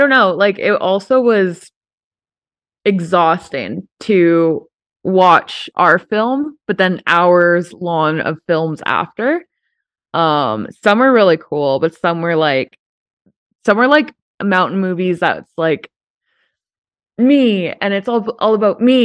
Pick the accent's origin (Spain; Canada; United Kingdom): Canada; Banff, Alberta; also born or lived in Vancouver; I still live in my hometown